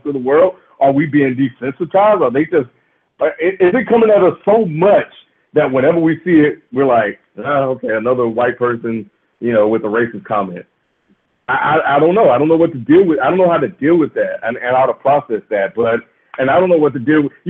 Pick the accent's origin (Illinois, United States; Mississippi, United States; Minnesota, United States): Mississippi, United States; I grew up in the South. I grew up in Mississippi